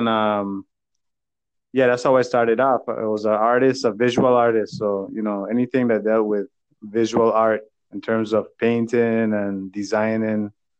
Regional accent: U.S. Virgin Islands; Yes, born and raised in the Virgin Islands.

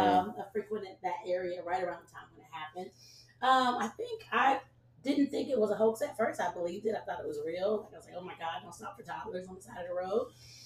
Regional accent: Georgia, United States; now in Alabama, United States; I'm not from Alabama. I live in Alabama.

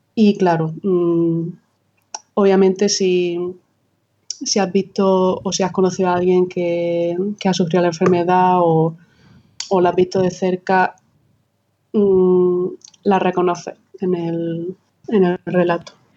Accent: Almería, Andalusia, Spain; soy almeriense del del sur de España

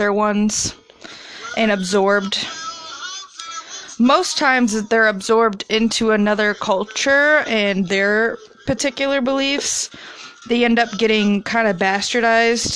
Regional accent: Midwest, United States; an American from the Midwest

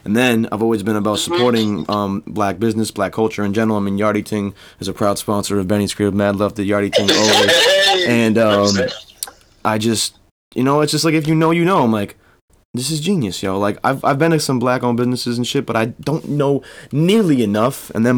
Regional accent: Maine, United States; So, and that's from a lifelong Mainer myself. Like, there's 10,000 people in my hometown, and I'm in southern Maine.

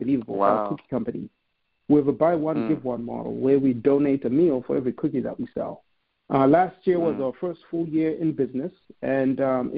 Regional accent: Zimbabwe; moved away as an adult; now in United States; I'm a kid from Zimbabwe who came to America with nothing.

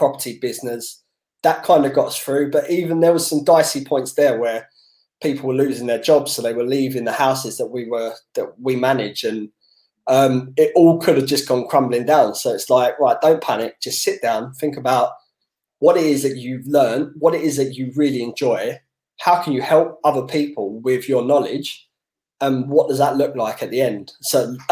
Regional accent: London, United Kingdom; growing up in Southeast London

